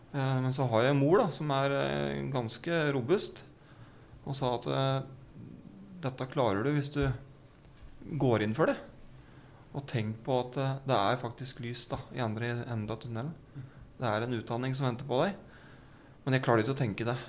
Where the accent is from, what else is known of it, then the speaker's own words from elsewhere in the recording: Gjøvik, Innlandet, Norway; jeg er jo fra Gjøvik eh, og Vardal. Bybra. Vokste opp